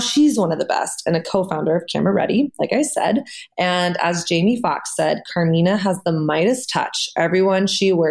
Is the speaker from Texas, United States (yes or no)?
yes; Texas, United States; I am from Texas.